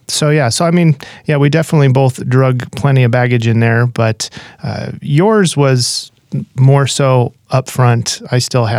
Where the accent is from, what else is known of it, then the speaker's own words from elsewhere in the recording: Reno, Nevada, United States; I was raised in Reno, Nevada. Didn't have any faith background or anything.